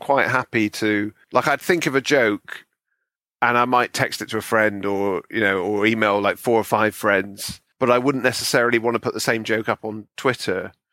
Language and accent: English; Bristol, South West England, United Kingdom; moved away; growing up in Bristol